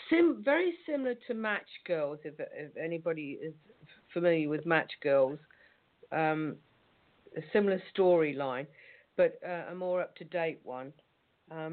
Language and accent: English; Suffolk, East Anglia, East of England, United Kingdom; moved away as an adult; I was raised here in East Anglia, in Suffolk